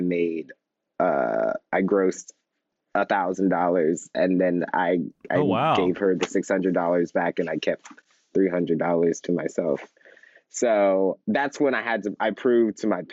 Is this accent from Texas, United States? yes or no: yes; Houston, Texas, United States; moved away; I was born and raised in Houston, Texas